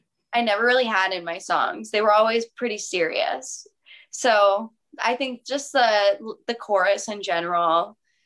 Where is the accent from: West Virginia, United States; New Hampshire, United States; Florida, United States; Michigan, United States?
Michigan, United States; now in California, United States; I'm in California now, but I'm from Michigan.